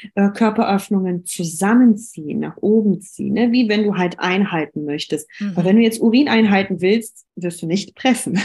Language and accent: German; Düsseldorf, North Rhine-Westphalia, Germany; Ich komme aus Düsseldorf